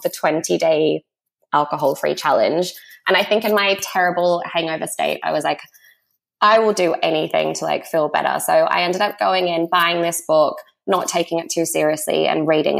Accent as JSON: {"language": "English", "country": "Australia", "also_born_or_lived": "Sydney, Australia / New York, United States", "moved": "as an adult", "lives_now": "London, United Kingdom", "said": "I'm Australian and I'm 29. I actually moved to London when I was 20 and then moved back to Sydney for a few years"}